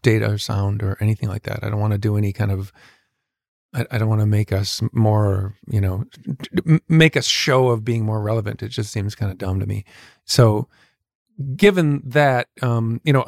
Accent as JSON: {"language": "English", "town": "Minneapolis", "region": "Minnesota", "country": "United States", "said": "we're from Minneapolis, so we're like super like chill and polite"}